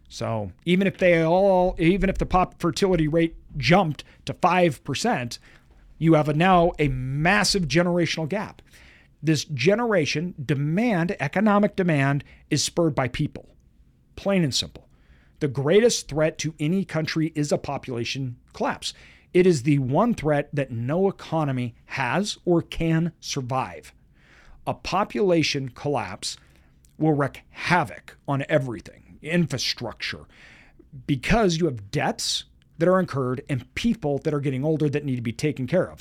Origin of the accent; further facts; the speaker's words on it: United States; as a Westerner, as an American